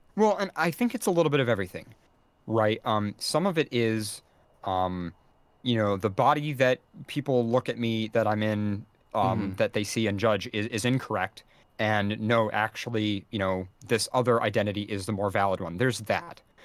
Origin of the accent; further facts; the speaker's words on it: United States; as an American